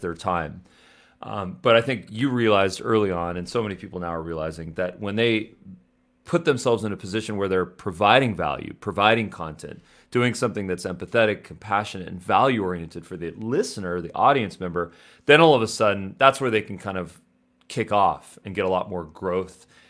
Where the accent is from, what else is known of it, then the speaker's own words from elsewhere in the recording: Los Angeles, California, United States; I'm from Los Angeles. You know, I went to U S C, I went to L M U.